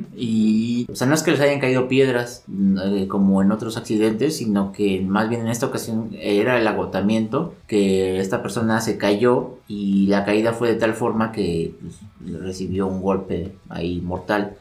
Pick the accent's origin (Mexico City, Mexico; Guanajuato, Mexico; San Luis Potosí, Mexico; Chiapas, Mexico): Mexico City, Mexico; nosotros como, como chilangos sí tenemos cierto privilegio de vivir en, la, en esta, a esta altura